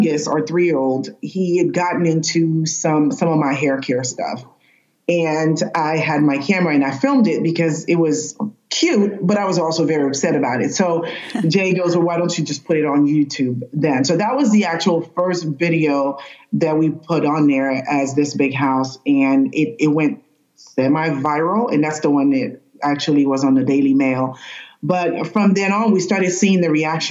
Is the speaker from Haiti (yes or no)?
yes; Haiti; I'm Haitian from Haiti